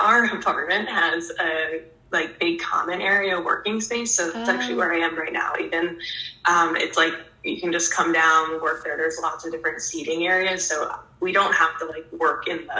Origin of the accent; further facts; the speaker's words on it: New Jersey, United States; moved away as an adult; now in Florida, United States; I'm previously from Jersey